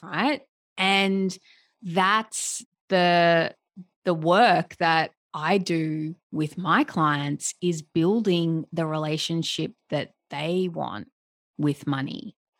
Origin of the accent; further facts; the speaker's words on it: Melbourne, Victoria, Australia; moved away; I, I'm from Melbourne.